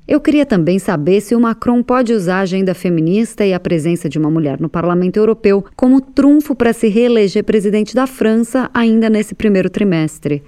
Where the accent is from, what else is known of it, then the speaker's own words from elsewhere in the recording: Brazil; now in Russia; a gente é do Brasil